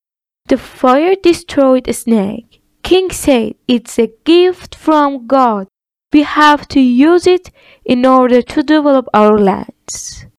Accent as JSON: {"language": "English", "country": "Iran"}